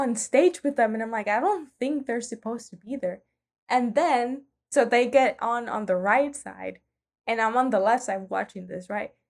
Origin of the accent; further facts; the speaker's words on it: Nicaragua; moved away as an adult; just arrived from Nicaragua